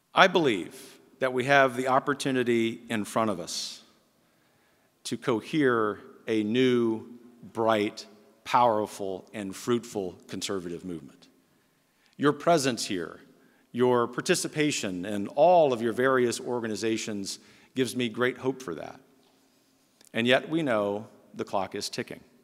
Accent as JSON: {"language": "English", "town": "Lafayette", "region": "Louisiana", "country": "United States", "tie": "born or raised there", "said": "my hometown of Lafayette, Louisiana"}